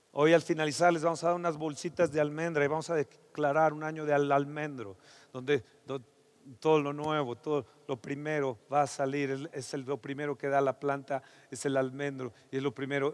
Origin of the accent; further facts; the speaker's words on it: Mexico; como mexicanos